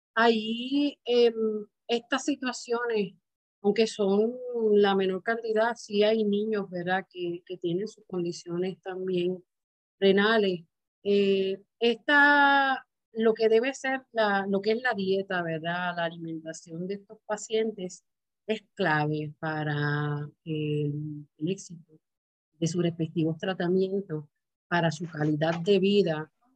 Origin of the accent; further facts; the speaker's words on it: Puerto Rico; es algo ya de nosotros como puertorriqueños